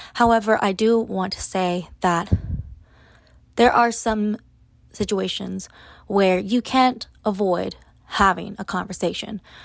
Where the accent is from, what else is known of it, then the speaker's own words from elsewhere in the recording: Austin, Texas, United States; I am from Austin. We live in Austin